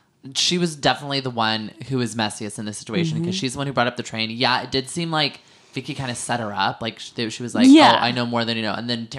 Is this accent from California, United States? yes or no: yes; San Francisco Bay Area, California, United States; We got a lot of our songs growing up in the Bay Area because me and Camille are from Bay Area, San Francisco Bay Area.